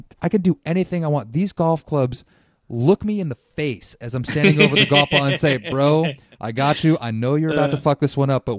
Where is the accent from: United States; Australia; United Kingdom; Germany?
United States; Santa Rosa, California; So I grew up in the North Bay. I grew up in Santa Rosa.